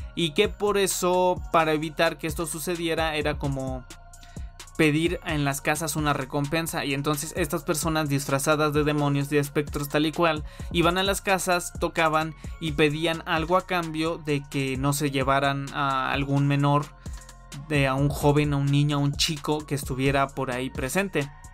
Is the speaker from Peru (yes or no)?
no; Mexico; aquí en mi país